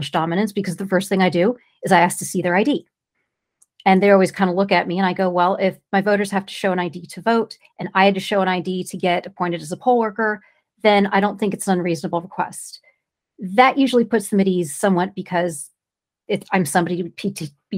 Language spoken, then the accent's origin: English; California, United States; I'm from California.